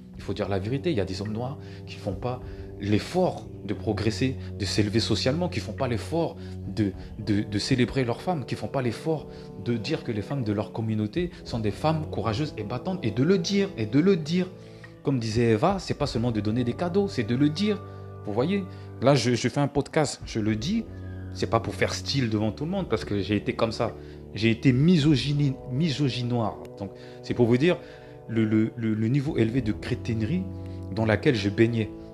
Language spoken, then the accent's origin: French; France; born or raised there; also born or lived in Cameroon